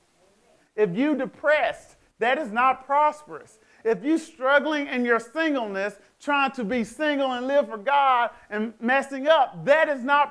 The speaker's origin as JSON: {"language": "English", "country": "United States", "said": "I'm African American"}